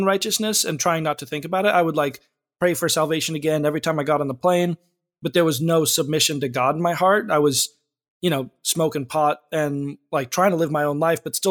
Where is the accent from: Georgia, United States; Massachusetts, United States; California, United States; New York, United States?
California, United States; Frazier Park; I've been Southern California my whole life. I grew up in a small town called Fraser Park